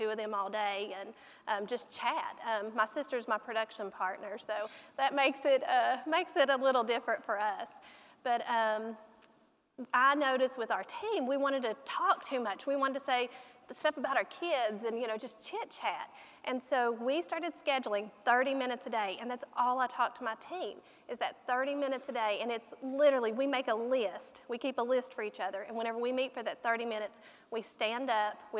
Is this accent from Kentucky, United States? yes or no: yes; Kentucky, United States; every time I come to California, people, they notice I'm from Kentucky